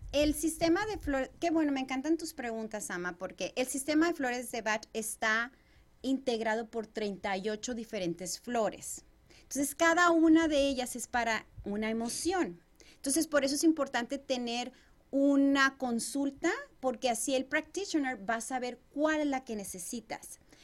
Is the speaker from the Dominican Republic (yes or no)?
no; Chihuahua, Mexico; moved away as an adult; now in Arizona, United States; yo soy originaria de Chihuahua, México. Tengo ya alrededor de 19 años viviendo en este país